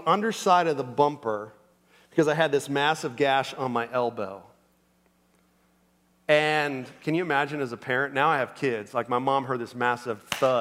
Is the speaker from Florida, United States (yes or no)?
yes; Orlando, Florida, United States; I grew up in Orlando, Florida